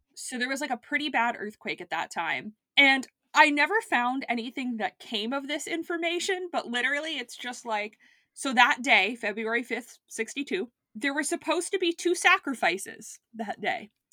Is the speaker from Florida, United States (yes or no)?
yes; South Florida, United States; I grew up in South Florida